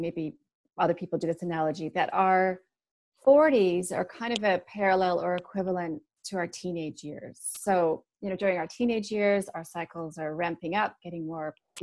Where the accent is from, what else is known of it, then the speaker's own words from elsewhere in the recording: Canada; moved away as an adult; also born or lived in Sydney, Australia; now in New Zealand; I'm from Canada